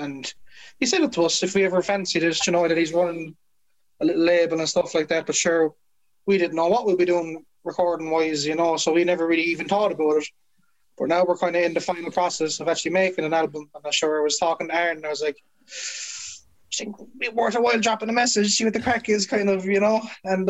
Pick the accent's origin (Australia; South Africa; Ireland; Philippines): Ireland; Limerick, Munster; we're from Limerick